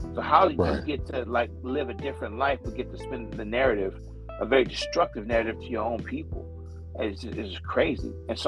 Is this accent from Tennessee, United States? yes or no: no; California, United States; You ain't got to ask where I'm from, homie. I'm from the Bay. That's it.